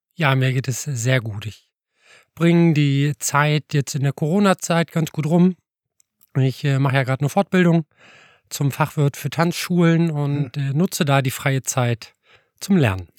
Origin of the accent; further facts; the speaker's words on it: Alfeld, Lower Saxony, Germany; moved away as an adult; now in Göttingen, Germany; ich bin ja aus Eifeld eigentlich und habe da so klassisch nach der Konfirmation angefangen mit Tanzkurs